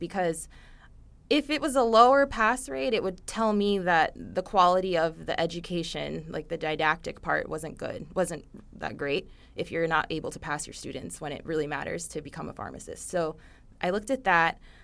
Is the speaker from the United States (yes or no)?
yes; Coconut Creek, Florida, United States; I grew up in Coconut Creek, Florida, which is near Fort Lauderdale